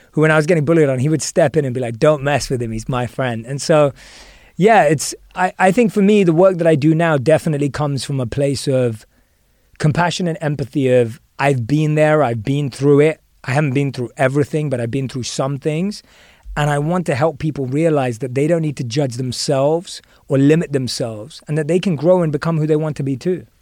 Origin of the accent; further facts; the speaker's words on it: London, United Kingdom; moved away; I was born and raised in London